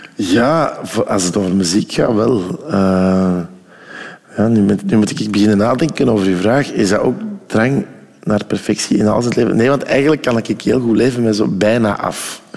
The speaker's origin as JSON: {"language": "Dutch", "town": "Ghent", "region": "Flanders", "country": "Belgium", "also_born_or_lived": "Oostelo (uncertain ASR)", "said": "bij ons in Gent lag de Scheldenarm"}